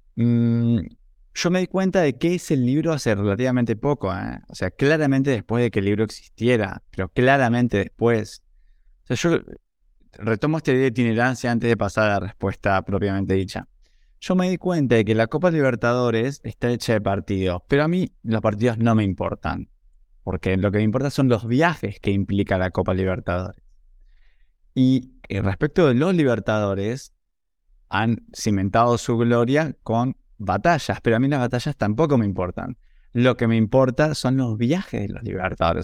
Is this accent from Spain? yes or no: no; Buenos Aires, Argentina; nací en Buenos Aires en 1980